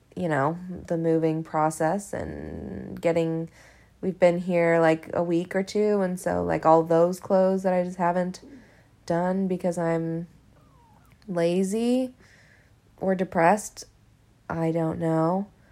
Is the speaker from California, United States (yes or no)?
no; Hawaii, United States; now in Los Angeles, United States; It was filmed at my house. I mean, like, in my hometown.